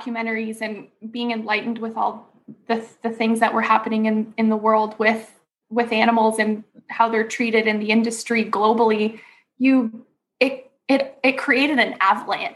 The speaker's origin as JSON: {"language": "English", "region": "Ontario", "country": "Canada", "tie": "born or raised there", "also_born_or_lived": "British Columbia", "moved": "as an adult", "said": "I was raised in Ontario here in Canada."}